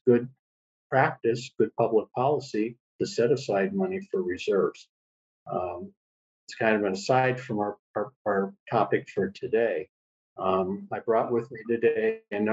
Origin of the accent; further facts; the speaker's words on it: California, United States; also born or lived in St. Louis, Missouri; now in Hawaii, United States; I was born in St. Louis, Missouri a long time ago, and my father moved our family to California in the early